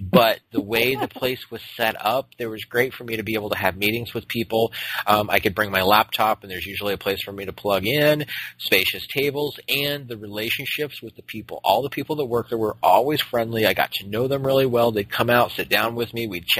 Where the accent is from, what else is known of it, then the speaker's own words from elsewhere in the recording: Phoenix, Arizona, United States; moved away as an adult; now in Portland, United States; being from Phoenix, we have very, very much a lot of L.A. influence